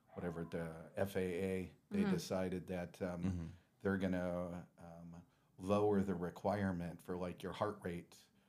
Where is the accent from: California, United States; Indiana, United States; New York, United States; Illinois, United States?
California, United States; Los Angeles; I'm a valley boy.